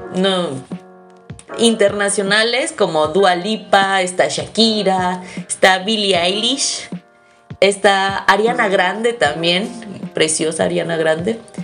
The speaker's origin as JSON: {"language": "Spanish", "country": "Mexico", "said": "somos mexicanos"}